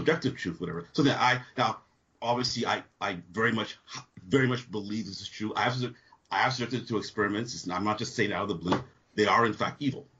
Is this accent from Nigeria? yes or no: yes; Nigeria; also born or lived in California; now in United States; When I was growing up, we raised chickens when I grew up in Nigeria